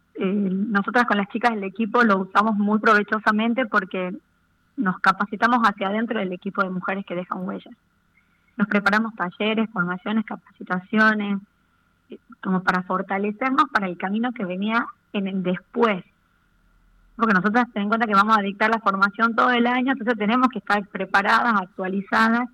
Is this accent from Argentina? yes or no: yes; Argentina; como argentinos, como ciudadanos de este bendito país